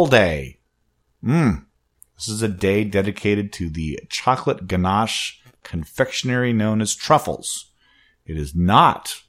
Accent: Wenatchee, Washington, United States; now in Seattle, United States; I was coming back from my hometown, Wenatchee, coming back to Seattle

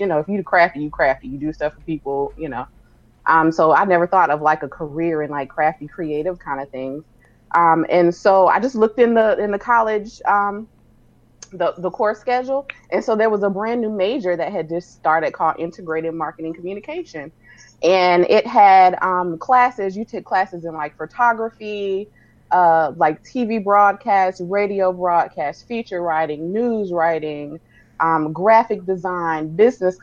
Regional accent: Sumter, South Carolina, United States; moved away as an adult; also born or lived in Wedgefield, South Carolina / Baltimore, Maryland / Nashville; I am originally from South Carolina, Sumter, South Carolina, to be exact.

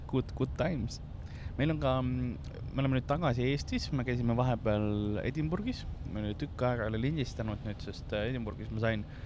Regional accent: Tallinn, Harju County, Estonia; meil oli yeah. Soome televisioon ka Tallinnas ja siis ma õppisin soome keele

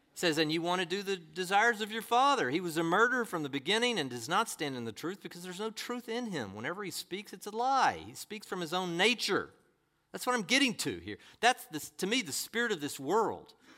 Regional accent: United States

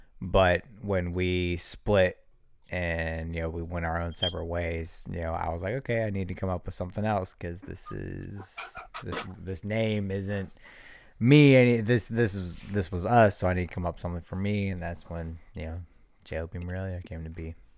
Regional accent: Wisconsin, United States; Buddy, I'm from Wisconsin. Yeah. Yeah, that's right. It's right across.

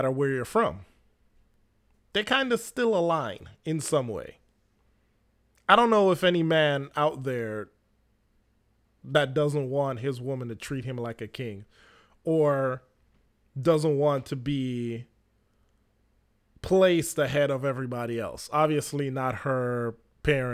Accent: Jamaica; now in United States; the Jamaican male, which I am

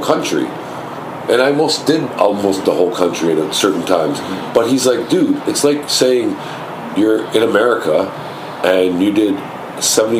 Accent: Toronto, Ontario, Canada; also born or lived in Atlanta; I'm from Scarborough

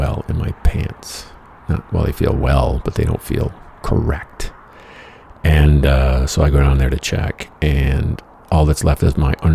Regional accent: Michigan, United States; I'm from Michigan

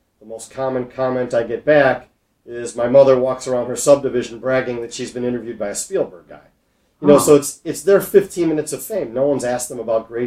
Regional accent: Skokie, Illinois, United States; I grew up in Skokie

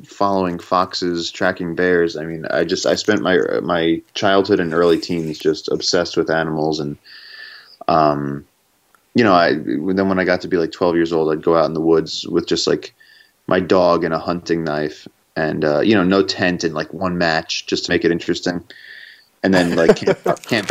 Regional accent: New York City, New York, United States; I'm from Brooklyn

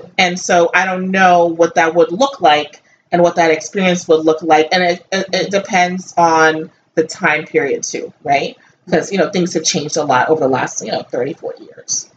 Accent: Northeast, United States; me growing up in the Northeast, you know, I grew up mostly with Italians and Jews

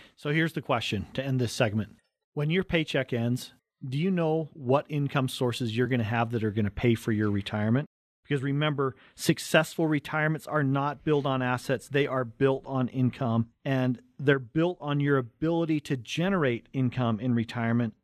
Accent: Cottonwood Heights, Utah, United States; we're born right here in Utah, right on the Wasatch Front. We grew up in Cottonwood Heights

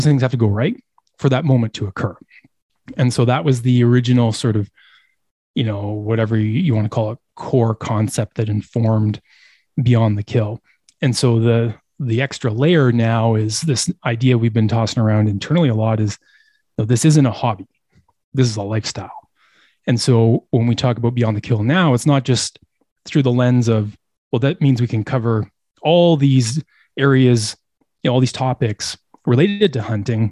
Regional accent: Eastern Canada, Canada; I grew up in Eastern Canada.

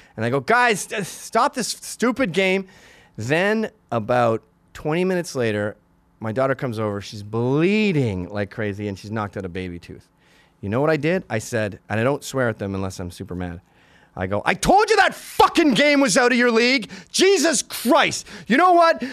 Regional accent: Canada; also born or lived in Scotland; now in New York, United States; I'm Canadian

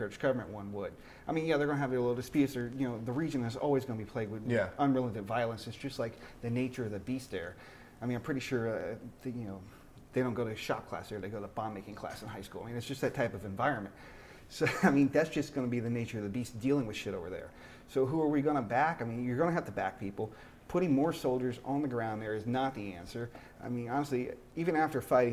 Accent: United States; I'm an American

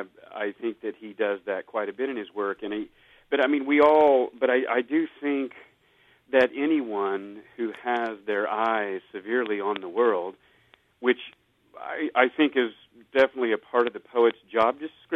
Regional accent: United States; I grew up in the Southern Baptist tradition, and I'm actually even a preacher's kid.

